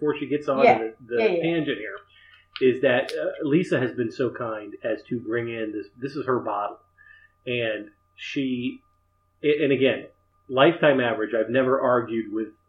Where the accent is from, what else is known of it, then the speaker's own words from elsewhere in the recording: United States; being an American